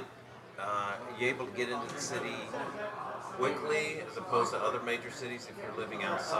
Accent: the South, United States; I grew up in the South.

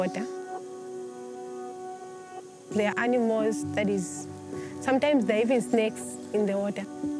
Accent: Zambia; I'm 18 years of age, and I come from Zambia.

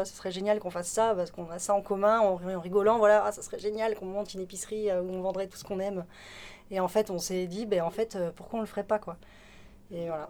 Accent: Béarn, Nouvelle-Aquitaine, France; now in Bordeaux, France; on est originaire du Béarn, toutes les deux

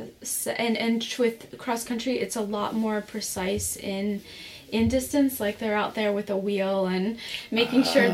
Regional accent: Morgantown, West Virginia, United States; I grew up in Morgantown, West Virginia

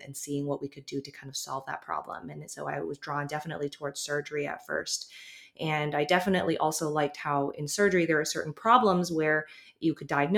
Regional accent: Toronto, Ontario, Canada; also born or lived in Halifax, Nova Scotia / California; I was born in Halifax, lived in Toronto for most of my life.

